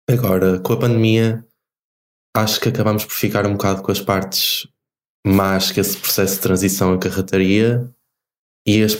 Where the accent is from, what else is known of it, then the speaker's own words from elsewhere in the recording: Barcelos, Norte, Portugal; eu sou de Barcelos, que é Nesse sentido, sou quase vizinho da Maria. Viemos os dois aqui do Norte.